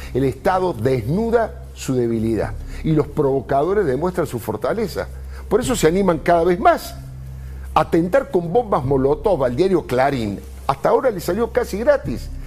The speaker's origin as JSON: {"language": "Spanish", "country": "Argentina", "said": "ya padecimos como argentinos"}